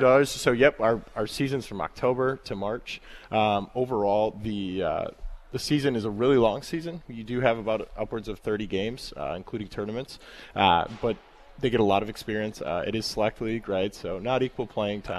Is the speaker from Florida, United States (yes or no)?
no; Hales Corners, Wisconsin, United States; I'm from Hales Corners as well, so I was one of the feeder schools